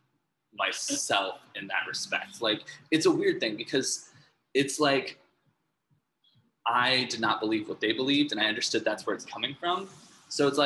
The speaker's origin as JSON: {"language": "English", "region": "Midwest", "country": "United States", "tie": "born or raised there", "said": "I grew up in the Midwest"}